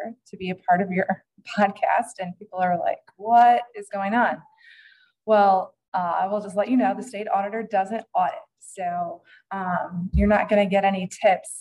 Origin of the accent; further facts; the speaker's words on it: Fort Wayne, Indiana, United States; I'm from Fort Wayne, Indiana